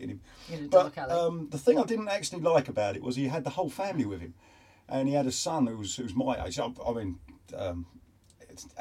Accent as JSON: {"language": "English", "town": "Enfield", "region": "London", "country": "United Kingdom", "tie": "born or raised there", "said": "I grew up in a place, started off in Enfield, and we used to go to Camden Town every Sunday"}